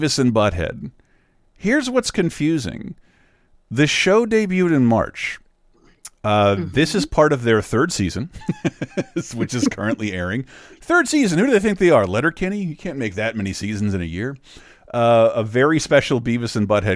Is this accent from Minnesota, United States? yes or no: no; Florida, United States; My home state